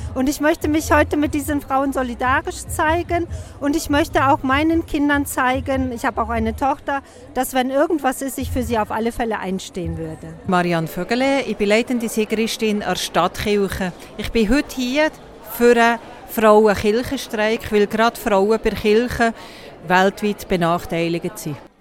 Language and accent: German; Thun, Bern, Switzerland; ich bin aus Thun